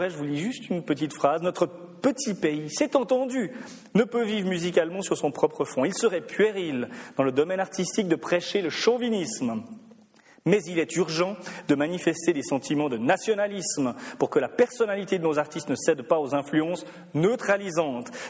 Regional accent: German-speaking Switzerland, Switzerland; Il faut bien le dire, je suis suisse alémanique, donc je me permets d'autant plus d'en parler comme ça.

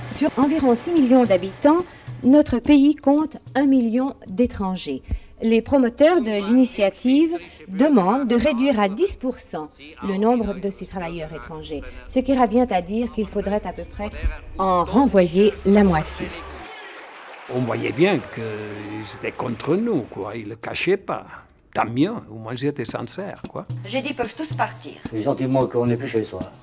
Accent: Switzerland; Je suis né en Suisse en 1967. Mes parents sont italiens

